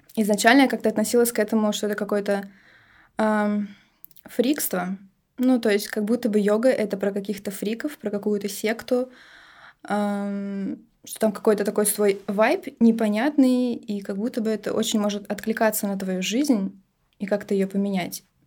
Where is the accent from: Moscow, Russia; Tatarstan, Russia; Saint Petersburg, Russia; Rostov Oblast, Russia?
Saint Petersburg, Russia; Родилась я тут. Я истинная петербурженка, кровная.